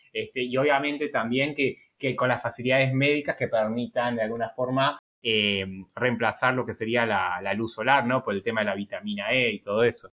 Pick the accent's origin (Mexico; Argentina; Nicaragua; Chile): Argentina; te lo digo como argentino